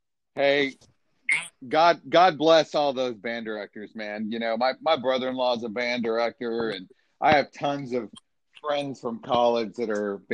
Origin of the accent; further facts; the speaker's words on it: Texas, United States; I mean, I'm from Texas, so you